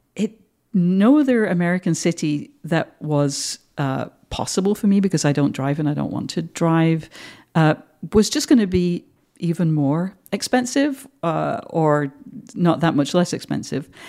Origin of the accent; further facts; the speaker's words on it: Manchester, North West England, United Kingdom; moved away as an adult; now in United States; I'm from the North, and you know, I grew up in a very working class home